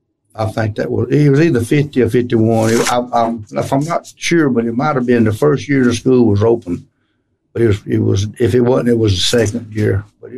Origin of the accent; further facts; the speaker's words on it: Poarch community, Alabama, United States; I was raised right in the Pelbadita community and went to school at the Poarch Consolidated School.